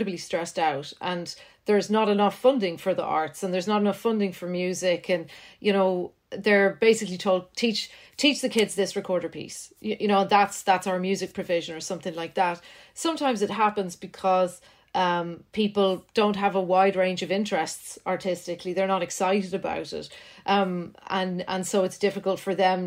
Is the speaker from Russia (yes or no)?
no; Ireland; also born or lived in Netherlands; I'd come back to Ireland and I'd be bullied a wee bit because my accent wasn't quite what it should have been because I just spent a couple of years in Holland.